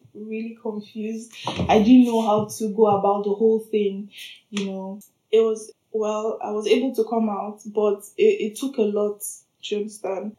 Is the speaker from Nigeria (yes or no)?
yes; southern Nigeria, Nigeria; moved away as an adult; also born or lived in Ukraine; now in Berlin, Germany; I'm a proud Nigerian woman, black woman from the south, southern part of Nigeria.